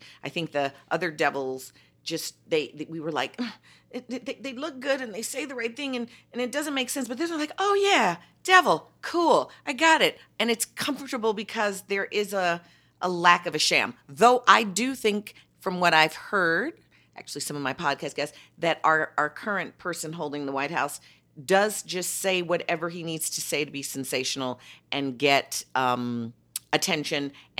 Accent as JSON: {"language": "English", "town": "Chicago", "region": "Illinois", "country": "United States", "tie": "born or raised there", "said": "That's my hometown, Chicago, well, the Daley Machine."}